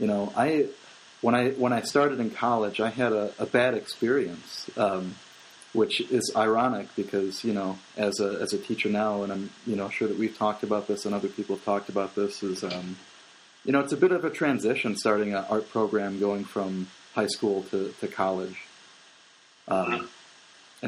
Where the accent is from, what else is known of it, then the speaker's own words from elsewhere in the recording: Roselle, Illinois, United States; I grew up in Roselle